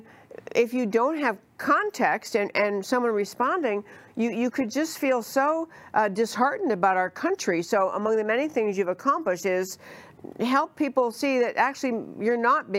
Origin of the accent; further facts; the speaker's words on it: New York, United States; I grew up in New York